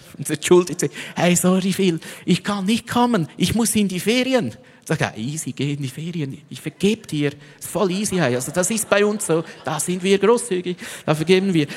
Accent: Switzerland; als Schweizer

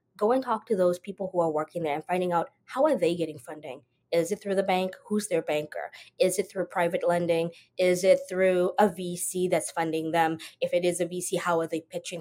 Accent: South Africa; moved away as an adult; I am originally from South Africa. Um, I was born there, grew up there.

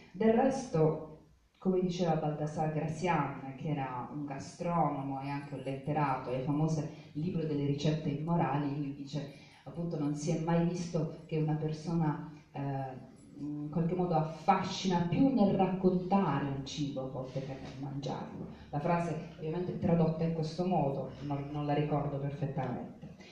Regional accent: Bari, Apulia, Italy; in realtà io sono barese, anche se poi i miei genitori, mia madre di Lecco, mia nonna era di Firenze, i bisnonni di Verona

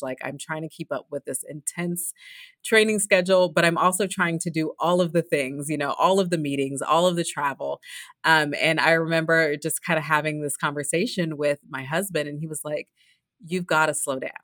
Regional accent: Los Angeles, California, United States; I'm from Los Angeles, and, you know, I had my first races there

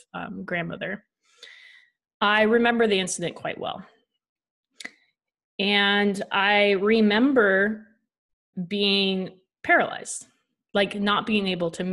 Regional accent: Washington, United States; We ended up going back up to our hometown in Washington

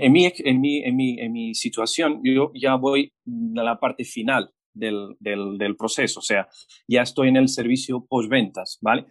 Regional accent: Portugal; Spanish is a second language; moved away as an adult; now in Chile; yo soy portugués

